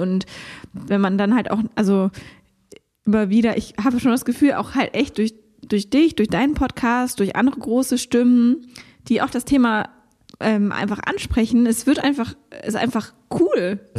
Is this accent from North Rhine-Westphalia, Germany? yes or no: no; Konstanz, Baden-Württemberg, Germany; moved away; in meiner alten Heimat Konstanz